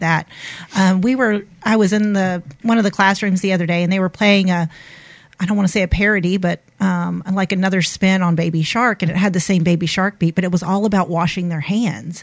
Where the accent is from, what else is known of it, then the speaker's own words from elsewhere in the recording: Panama City, Florida, United States; moved away as an adult; now in Mobile, United States; I grew up actually in Florida. Um, I attended Rutherford High School in Panama City, Florida